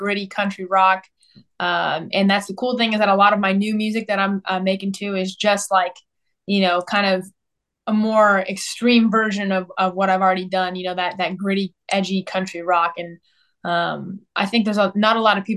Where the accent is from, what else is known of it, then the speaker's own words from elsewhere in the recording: Southern California, United States; also born or lived in Nashville; now in Texas, United States; I was born and raised out in Southern California